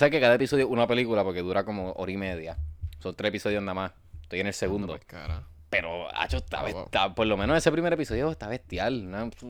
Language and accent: Spanish; Puerto Rico; como buen puertorriqueño